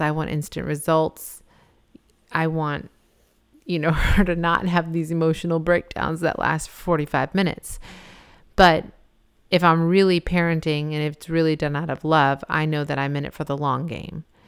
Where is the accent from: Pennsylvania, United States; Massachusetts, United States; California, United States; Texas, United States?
Massachusetts, United States; moved away; I'm originally from Massachusetts